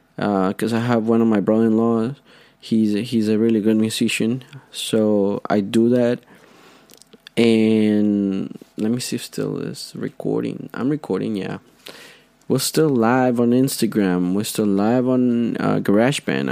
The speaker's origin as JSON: {"language": "English", "country": "Honduras", "first_language": "Spanish", "second_language": "English", "moved": "yes", "lives_now": "United States", "said": "I'm from Honduras I feel part of this country I've been here for 7 years"}